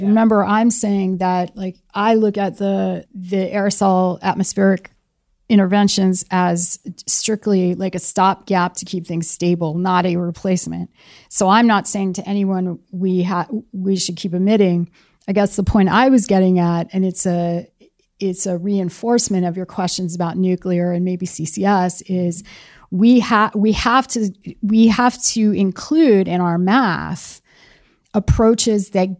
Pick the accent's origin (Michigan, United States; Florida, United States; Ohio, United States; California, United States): California, United States; I come from Silicon Valley or, you know, I'm a product of Silicon Valley